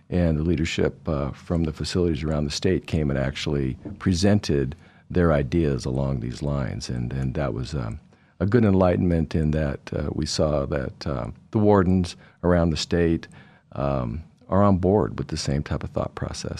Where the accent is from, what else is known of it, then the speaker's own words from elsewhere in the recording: Idaho, United States; also born or lived in Anchorage, Alaska; my family, uh, lived here most of my childhood in high school, went to Barr High School